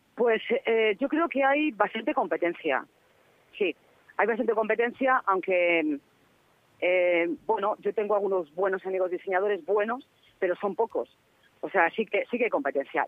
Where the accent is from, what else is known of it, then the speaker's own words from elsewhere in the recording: Castile and León, Spain; soy de Castilla y León